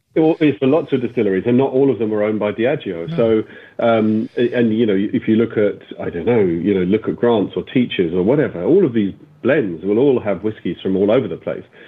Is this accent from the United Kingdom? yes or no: yes; England, United Kingdom; I grew up in England, we used to come to Ireland for all of our summers.